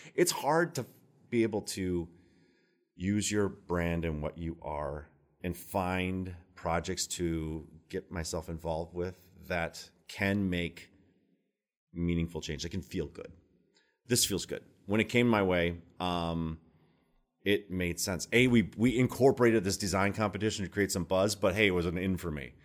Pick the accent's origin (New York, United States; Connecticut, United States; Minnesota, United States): Minnesota, United States; now in Baltimore, United States; I'm from Minnesota